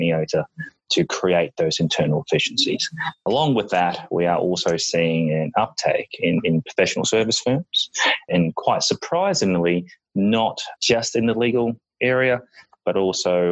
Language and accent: English; Australia; moved away as an adult; now in New York, United States; You can probably tell from the accent as we move along, I am from Australia.